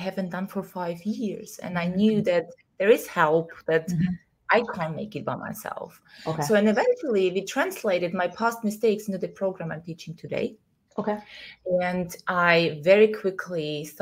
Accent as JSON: {"language": "English", "region": "Vienna", "country": "Austria", "tie": "born or raised there", "moved": "as an adult", "lives_now": "Greece", "said": "So I left my hometown. I left the society I was trying to live. Where? Vienna, Austria, in Europe."}